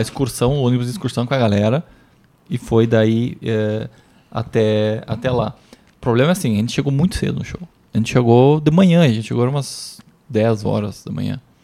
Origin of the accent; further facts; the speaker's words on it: Santa Rosa, Rio Grande do Sul, Brazil; Lá da minha cidade até Porto Alegre dá mais de 500 quilômetros